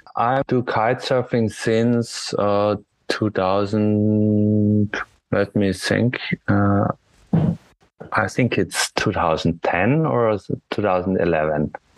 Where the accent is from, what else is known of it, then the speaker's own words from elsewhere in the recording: Austria; from Austria